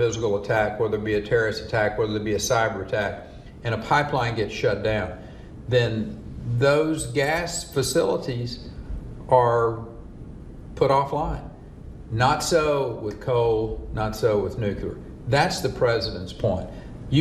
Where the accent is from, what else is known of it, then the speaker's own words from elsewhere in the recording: Texas, United States; being a Texan